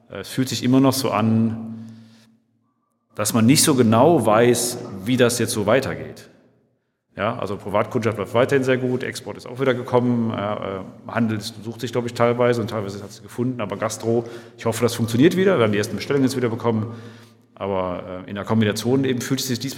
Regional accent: North Rhine-Westphalia, Germany; Also ich komme aus einem Dorf, dorfliche Umgebung. Ich habe als Kind so die typischen Sachen auf dem Dorf in, in, in, am Niederrhein, in der Nähe von Mönchengladbach

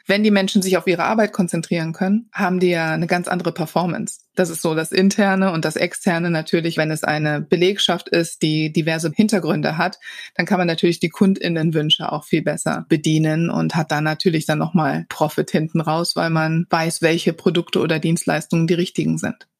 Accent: Wuppertal, North Rhine-Westphalia, Germany; now in Cologne, Germany; ich bin in Wuppertal geboren

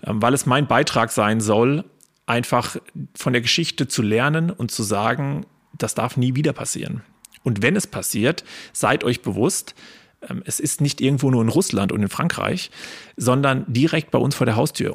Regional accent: Lettgenbrunn, Hesse, Germany; in der Heimat, da wo ich Kind war, da wo ich Jugend war, da wo ich mit äh, Menschen aufgewachsen bin

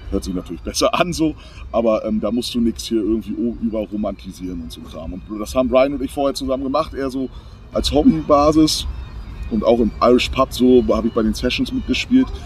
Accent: Berlin, Germany; aber ich komme ja aus Berlin und äh, viele meiner Klassenkameraden und Freunde, also ich bin deutsch-amerikanisch eigentlich groß geworden

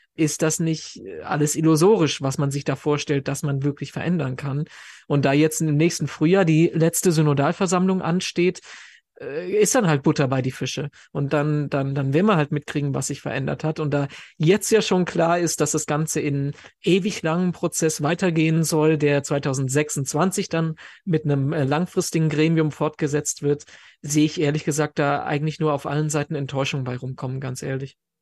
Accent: Germany; bei uns in Deutschland

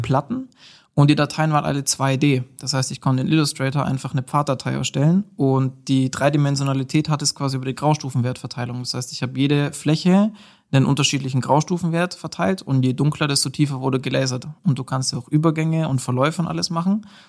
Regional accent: Nördlingen, Bavaria, Germany; moved away as an adult; now in Nuremberg, Germany; komme aus ähm, Nördlingen, also gebürtiger Schwabe

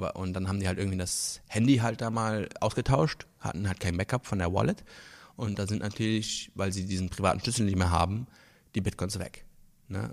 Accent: Luxembourg; now in Berlin, Germany; ich komme aus Luxemburg ursprünglich

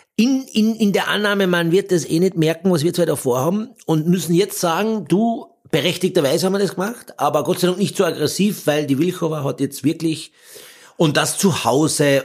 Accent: Austria

